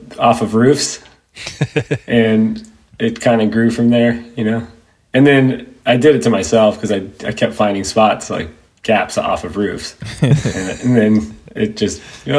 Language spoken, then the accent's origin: English; San Diego, California, United States; also born or lived in Los Angeles, California; I grew up in San Diego, but then moved to LA when my parents split up.